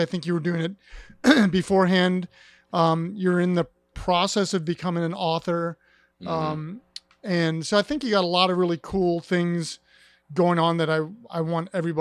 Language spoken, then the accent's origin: English; Ohio, United States; moved away as an adult; now in East Coast, United States; I'm from Ohio originally